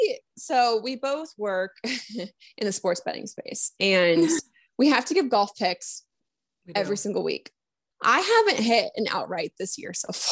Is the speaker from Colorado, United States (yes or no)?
yes; Colorado, United States; So I grew up in Colorado playing on bent grass